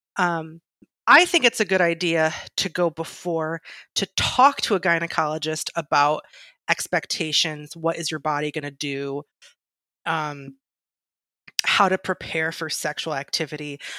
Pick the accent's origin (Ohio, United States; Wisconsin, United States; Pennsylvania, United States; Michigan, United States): Michigan, United States; I'm pure Michigan, I'm from Michigan